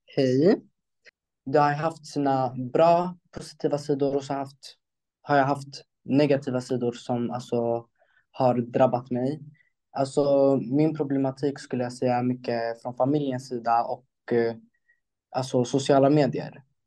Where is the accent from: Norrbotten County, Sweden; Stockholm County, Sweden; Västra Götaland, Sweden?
Stockholm County, Sweden; Stockholm; i Stockholm, där jag är ifrån